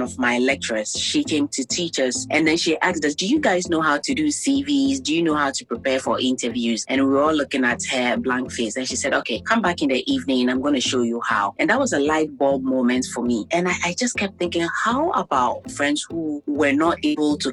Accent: Ghana; also born or lived in Iceland; growing up in Ghana

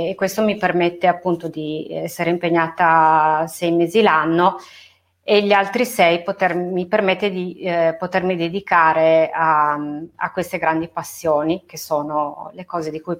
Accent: Turin, Piedmont, Italy; moved away as an adult; now in Verbania, Italy; Sì, allora io sono nata e cresciuta a Torino fino a quando ho messo su famiglia e mi sono trasferita a Verbania.

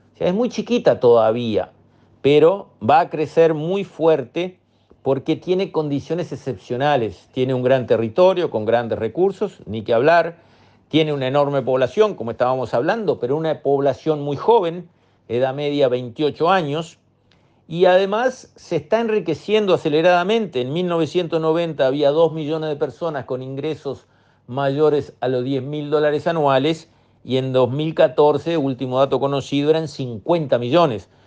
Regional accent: Uruguay

